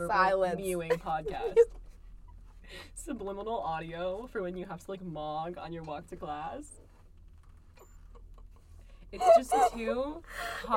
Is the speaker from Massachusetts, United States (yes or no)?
yes; Massachusetts, United States; I'm from Mass